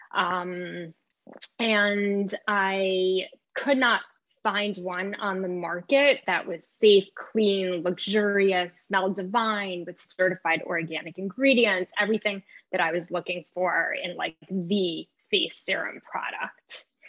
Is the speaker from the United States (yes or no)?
yes; New York, United States; also born or lived in Israel; I was raised in New York